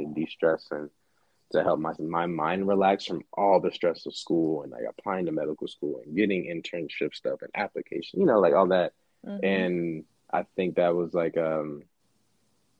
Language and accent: English; Dallas, Texas, United States; also born or lived in Silver Spring, Maryland / Pittsburgh; Dallas raised me. Like, I call Dallas home